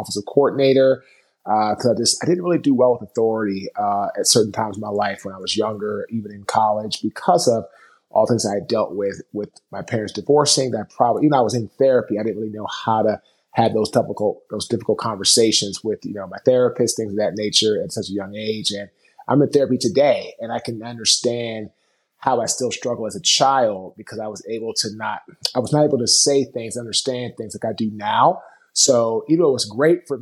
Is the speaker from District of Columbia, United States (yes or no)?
yes; Washington, District of Columbia, United States; I was born in Washington, D.C.